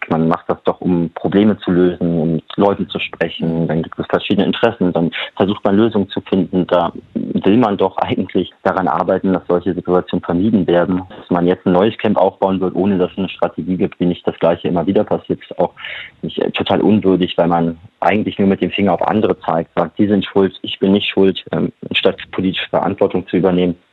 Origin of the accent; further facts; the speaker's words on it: Germany; born there; ich bin äh, jemand, der in Deutschland geboren wurde, verdiene genug Geld, ich habe Pass